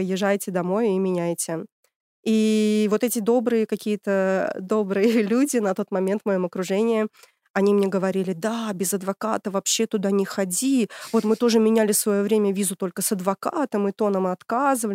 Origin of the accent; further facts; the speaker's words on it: Tashkent, Uzbekistan; moved away as an adult; now in Germany; А я из Ташкента, столица Узбекистана. Приехала 10 лет назад.